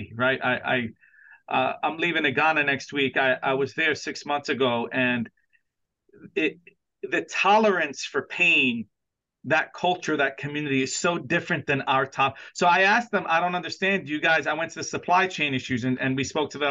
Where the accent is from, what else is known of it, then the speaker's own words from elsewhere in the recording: New York City, New York, United States; I grew up, born and raised in Brooklyn, New York.